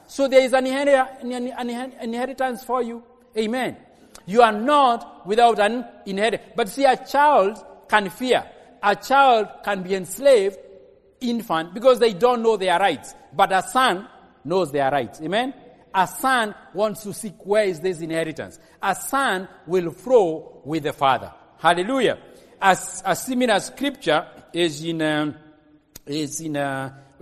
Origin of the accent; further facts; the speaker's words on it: Kikuyu, Central Kenya, Kenya; I'm from Kikuyu?